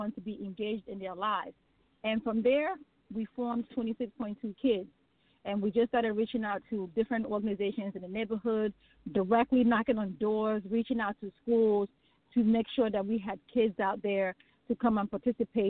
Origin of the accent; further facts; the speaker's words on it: Nigeria; now in United States; I am originally from Nigeria. That is my homeland